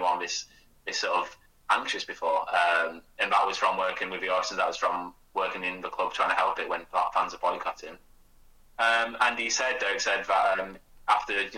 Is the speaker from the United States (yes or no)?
no; Burnley, North West England, United Kingdom; growing up in Burnley